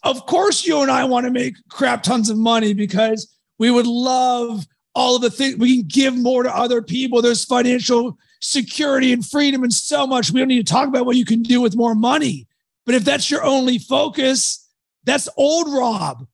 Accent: Pittsburgh, Pennsylvania, United States; I was raised in Pittsburgh

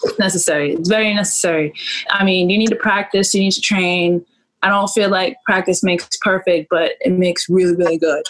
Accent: New York, United States; growing up in New York like there's this type of personality that New Yorkers have

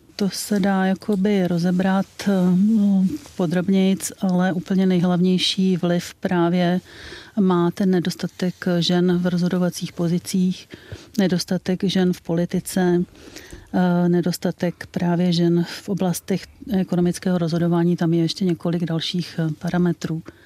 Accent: Czechia; u nás v Čechách

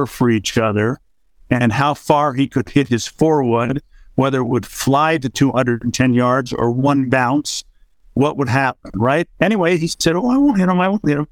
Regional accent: Toronto, Ontario, Canada; the club I grew up at in Toronto

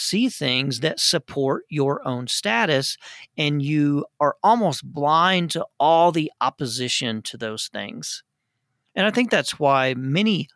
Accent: United States; As an American

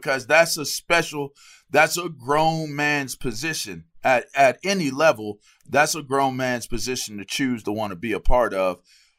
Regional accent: Pittsburgh, Pennsylvania, United States; because for me, I'm from Pittsburgh. So you see I got my Penn State shirt on. Like linebacker is literally – the culture that I grew up in.

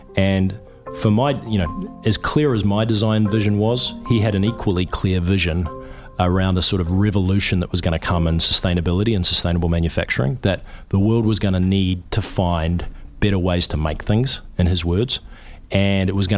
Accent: New Zealand; moved away as an adult; I'm a New Zealander.

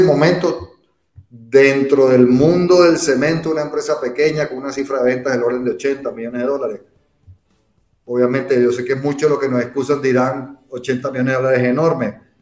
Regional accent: Venezuela; moved away as an adult; also born or lived in England; yo soy de Venezuela, bueno, aunque yo nací en Inglaterra, mis padres eran venezolanos, yo me crié en Venezuela.

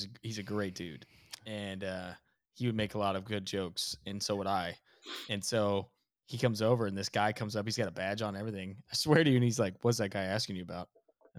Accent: Alabama, United States; moved away; also born or lived in Texas; I'm from Alabama.

